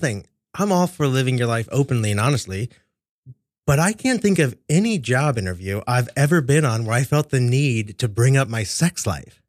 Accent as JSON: {"language": "English", "town": "Kansas City", "region": "Missouri", "country": "United States", "tie": "born or raised there", "moved": "yes", "lives_now": "New York, United States", "said": "my hometown, Kansas City"}